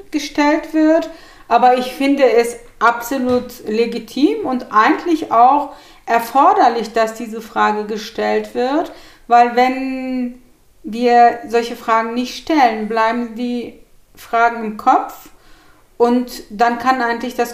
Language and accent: German; Gemlik, Bursa, Turkey; also born or lived in Hannover / Frankfurt; now in Hanau, Germany; Oh, also ich komme aus der Türkei und bin von Gemlik, einem kleinen Städtchen am Marmara-Meer, nach Hannover verpflanzt worden. Und von Hannover bin ich über Frankfurt in Hanau gelandet.